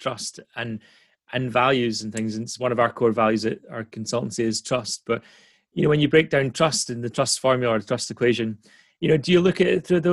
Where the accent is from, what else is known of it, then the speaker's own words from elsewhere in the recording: Dundee, Scotland, United Kingdom; I was born outside Dundee. I used to be quite embarrassed the fact I was from Dundee originally